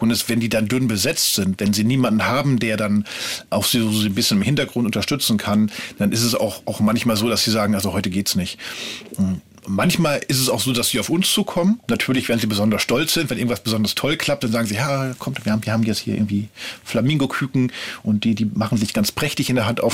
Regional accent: Ruhr area, North Rhine-Westphalia, Germany; now in Berlin, Germany; Ich komme ursprünglich aus dem Ruhrgebiet

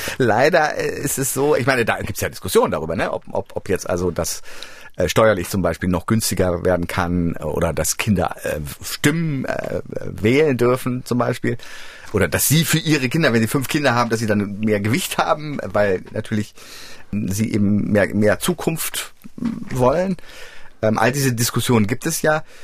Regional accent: Frankfurt, Hesse, Germany; moved away; ich komme ja ursprünglich aus Frankfurt, aus dem Frankfurter Raum.

